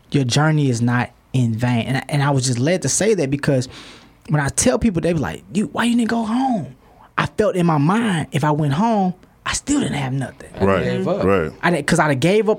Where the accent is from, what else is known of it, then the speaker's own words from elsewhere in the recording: St. Louis, Missouri, United States; moved away as an adult; now in Dallas, United States; I'm from St. Louis. I moved to Dallas